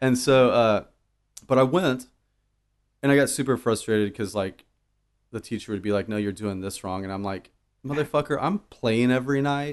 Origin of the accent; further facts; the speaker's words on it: Dallas, Texas, United States; I grew up in Dallas